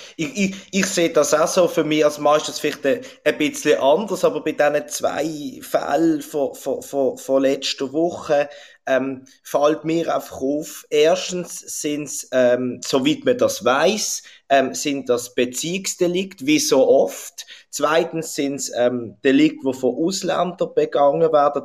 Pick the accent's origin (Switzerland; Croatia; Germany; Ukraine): Switzerland; bei uns in der Schweiz